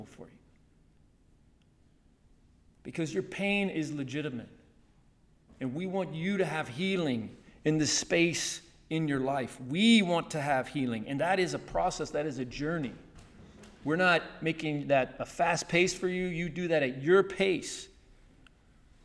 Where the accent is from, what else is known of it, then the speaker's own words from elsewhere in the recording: Chattanooga, Tennessee, United States; moved away; A church I grew up in Chattanooga, Tennessee, they taught me, they took me out, showed me when I was younger, high school and college